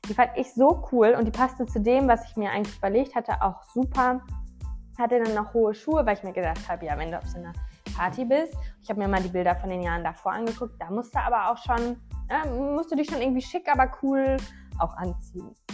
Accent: Düsseldorf, North Rhine-Westphalia, Germany; Ich so, ja, äh, ich komme ein bisschen weiter weg her, aus Düsseldorf.

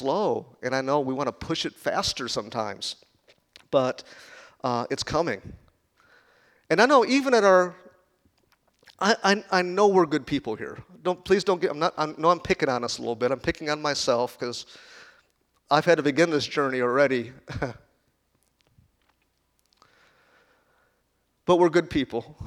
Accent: Chicago, Illinois, United States; moved away; also born or lived in Kansas; I was born in Chicago. When I first moved to Kansas

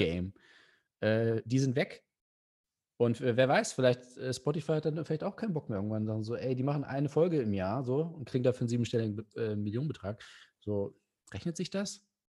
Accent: Hanover, Lower Saxony, Germany; Ich komme aus Hannover

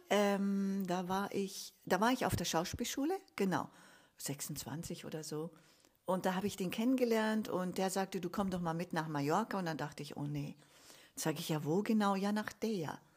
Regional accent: Munich, Bavaria, Germany; Genau, ich bin in München geboren, ja. Und aufgewachsen auch.

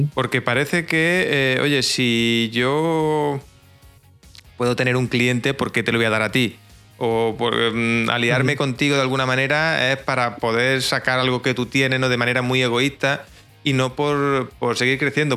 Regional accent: Jaén, Andalusia, Spain; soy de Jaén, un pueblecito que, vive prácticamente del campo

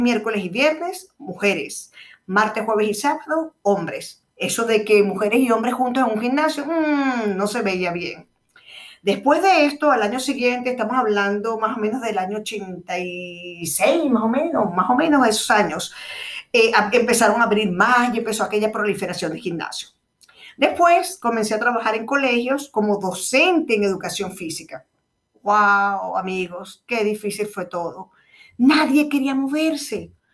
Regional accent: Venezuela; moved away; also born or lived in Chile / Rome, Italy; mi país de origen, que es Venezuela

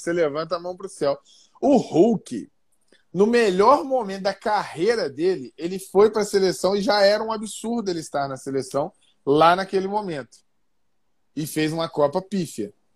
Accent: Brazil; nós somos brasileiros

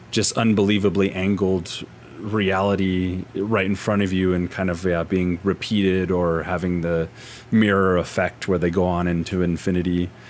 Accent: the South, United States; Yeah, and, I think and I'm from the Bible Belt.

